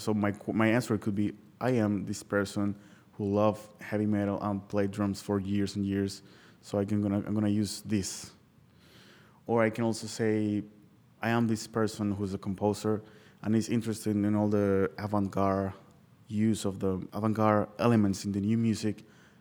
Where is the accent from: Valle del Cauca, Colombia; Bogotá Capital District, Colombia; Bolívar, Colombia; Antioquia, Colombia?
Valle del Cauca, Colombia; Cali; moved away; And I'm from Cali, and they said that Cali is the capital of the salsa.